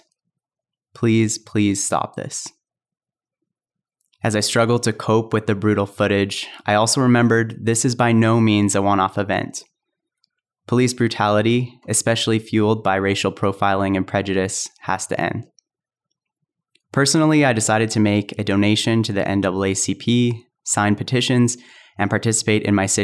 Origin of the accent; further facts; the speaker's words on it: Calgary, Alberta, Canada; growing up in Calgary